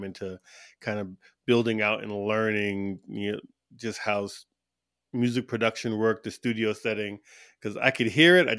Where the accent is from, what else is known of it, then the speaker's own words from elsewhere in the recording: East Coast, United States; now in Tucson, United States; Well, I'm from all over, but I'm from the East Coast of the U.S. originally. But I'm currently based in Tucson, Arizona